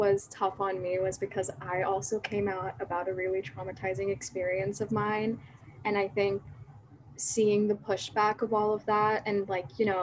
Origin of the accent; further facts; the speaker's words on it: Pakistan; as young Pakistani women